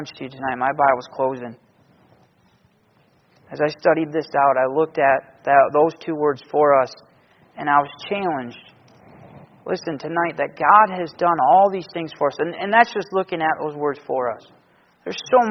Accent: Michigan, United States; I'm from Michigan

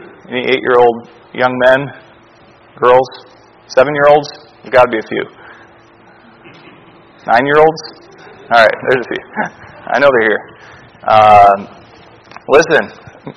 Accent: Alaska, United States; growing up in Alaska, I never saw that many big cities

